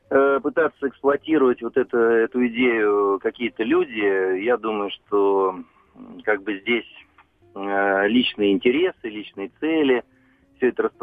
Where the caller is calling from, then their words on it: Vladimir, Vladimir Oblast, Russia; я из Владимира.